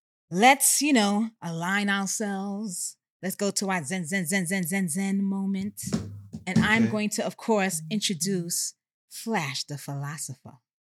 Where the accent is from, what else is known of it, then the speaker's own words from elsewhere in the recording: New York City, New York, United States; As you know, I hail from Co-op City, Section 5. Don't ever zone my shit. I represent everything Bronx.